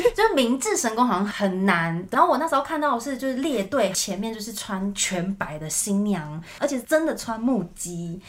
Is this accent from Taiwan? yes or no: yes; Taichung, Taiwan; 因为我是台中人嘛